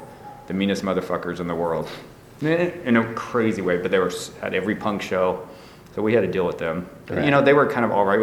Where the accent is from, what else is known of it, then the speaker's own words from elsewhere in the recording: San Diego, California, United States; moved away as an adult; also born or lived in San Francisco Bay Area; now in San Francisco, United States; growing up in San Diego